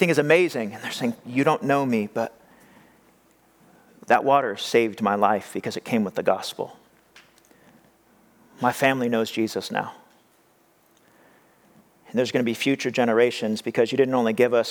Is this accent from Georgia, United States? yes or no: no; California, United States; also born or lived in Madera, California / Fresno, California; I grew up here in California, and I lived in many different places, and one of the places I lived was the Central Valley, Madera and Fresno area